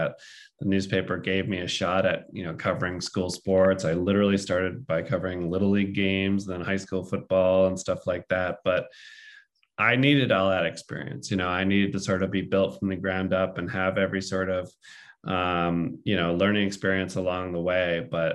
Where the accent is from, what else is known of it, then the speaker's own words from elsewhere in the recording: Boston, Massachusetts, United States; I grew up in the Boston area and read the Boston Globe pretty religiously